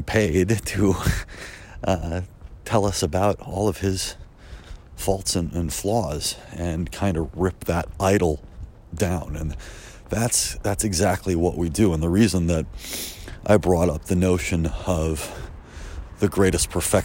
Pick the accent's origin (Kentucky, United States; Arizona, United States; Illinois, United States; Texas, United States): Illinois, United States; Chicago; I grew up in Chicago